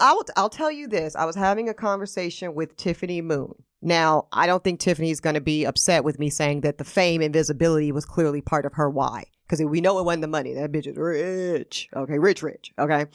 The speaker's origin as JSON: {"language": "English", "region": "the South", "country": "United States", "moved": "yes", "lives_now": "New York, United States", "said": "I'm also still from the South"}